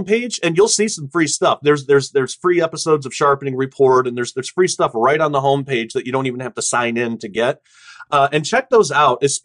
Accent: United States; our American, you know, perspective

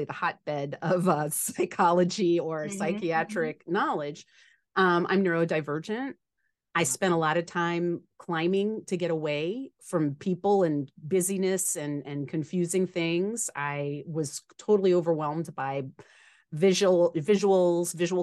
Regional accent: New Orleans, Louisiana, United States; I grew up in New Orleans, Louisiana

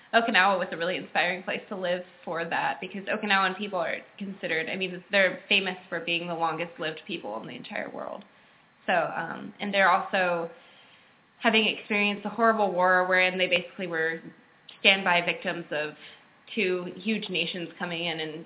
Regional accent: United States; I'm also American

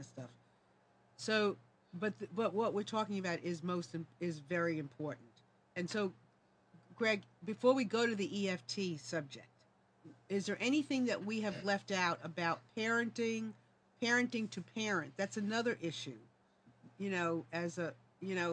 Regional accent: New York, United States; moved away; I'm from New York

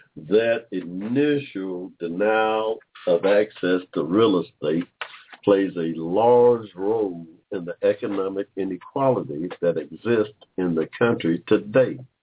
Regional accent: Georgia, United States; we're from Georgia, my family's from Georgia

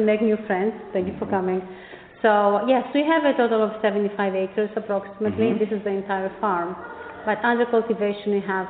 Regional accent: Macedonia, Greece; now in Pennington, United States; Yes, indeed, I come from Macedonia, as you said, in Greece

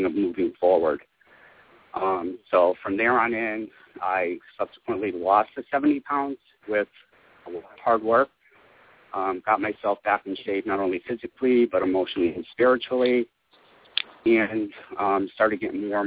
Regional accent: Springfield, Massachusetts, United States; moved away; also born or lived in New York City; I decided to move from New York City back to my hometown, Springfield, Massachusetts.

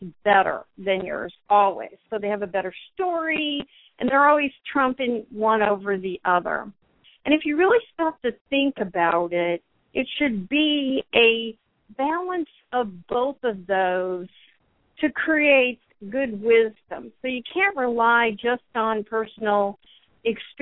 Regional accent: United States; the pride I had in being an American

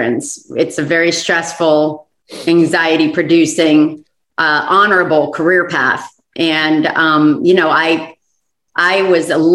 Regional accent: Florida, United States; moved away; I'm from Florida originally.

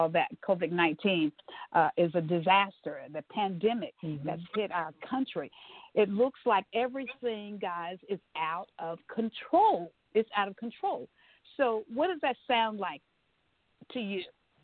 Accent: United States; we are born and bred in America.

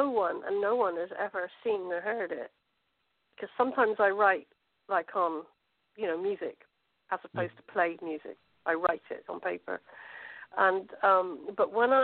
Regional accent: England, United Kingdom; one, I'm white, two, I'm English, and three, I'm probably middle class

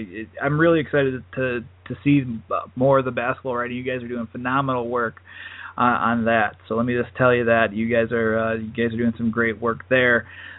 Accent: Milwaukee, Wisconsin, United States; I'm from Milwaukee, so I grew up watching the Panthers and Marquette.

